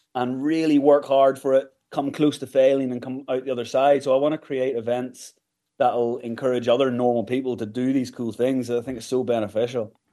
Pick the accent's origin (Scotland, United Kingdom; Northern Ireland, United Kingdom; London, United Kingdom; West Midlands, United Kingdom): Northern Ireland, United Kingdom; Kilkeel; moved away as an adult; also born or lived in Galway / England / United States; I grew up in Kilkeel County Down